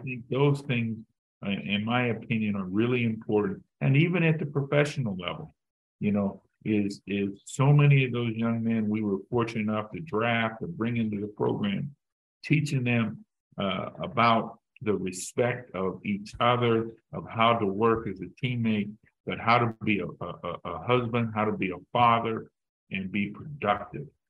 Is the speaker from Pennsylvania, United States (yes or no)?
yes; Pittsburgh, Pennsylvania, United States; moved away as an adult; I'm from Pittsburgh